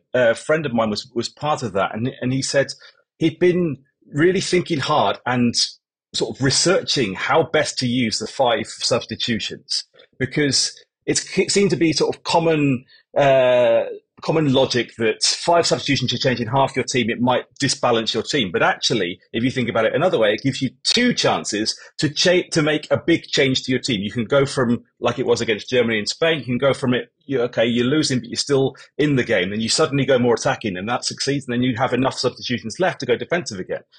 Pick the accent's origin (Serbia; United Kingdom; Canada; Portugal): United Kingdom; England; moved away as an adult; now in Japan; I spent 40% of my life, I suppose, now in Japan, but I am English